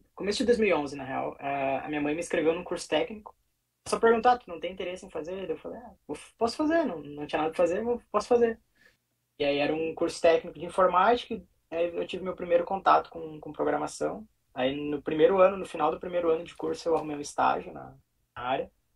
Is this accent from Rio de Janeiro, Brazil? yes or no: no; Sapiranga, Rio Grande do Sul, Brazil; moved away as an adult; now in Rotterdam, Netherlands; sou natural de Sapiranga, também no Rio Grande do Sul